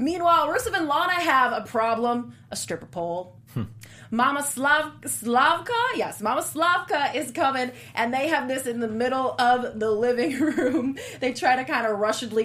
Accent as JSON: {"language": "English", "area": "Middle America", "region": "Midwest", "country": "United States", "moved": "yes", "said": "I'm from Middle America"}